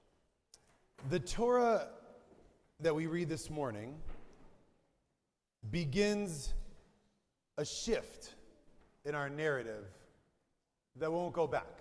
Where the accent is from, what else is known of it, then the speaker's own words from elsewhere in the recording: Wisconsin, United States; Growing up in Wisconsin with not so few Jews, but not very many Jews around me, I have about 80 Jewish kids in my 3,000-person high school